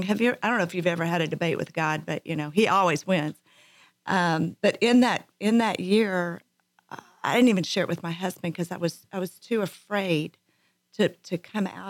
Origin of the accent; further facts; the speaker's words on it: Abilene, Texas, United States; I am from Abilene, Texas